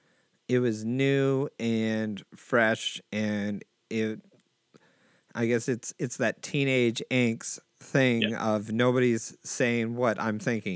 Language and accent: English; Seattle, Washington, United States; because I'm from Seattle